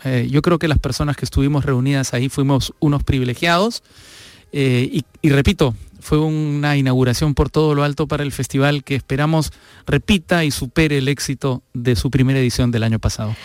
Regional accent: Peru; Fernando y yo somos peruanos

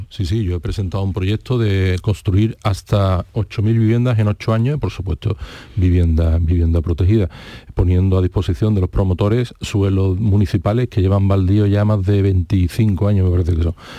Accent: Seville, Andalusia, Spain; also born or lived in Tomares; he vivido en la ciudad, nací por supuesto, no me fui de Sevilla hasta que me casé

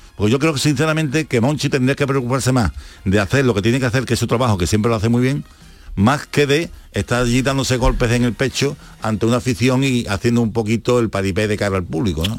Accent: Seville, Andalusia, Spain; como sevillano, como andaluz

